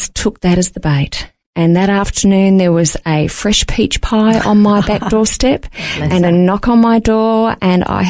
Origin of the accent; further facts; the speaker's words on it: Melbourne, Victoria, Australia; moved away as an adult; also born or lived in Wallaroo / Port Pirie; I was a city girl. We're from Melbourne originally